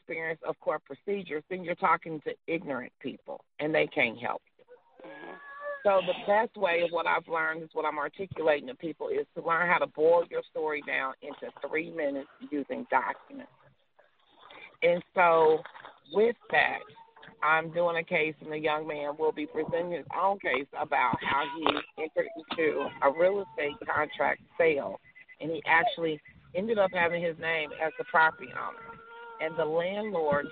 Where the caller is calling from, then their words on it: Missouri, United States; I am calling from Missouri